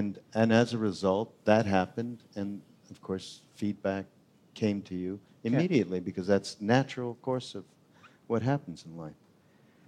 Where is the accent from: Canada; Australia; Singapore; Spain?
Canada; I'm the Canadian guy